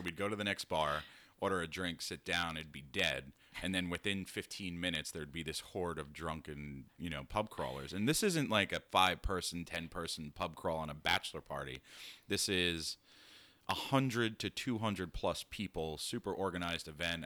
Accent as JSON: {"language": "English", "region": "New York", "country": "United States", "said": "as a New Yorker"}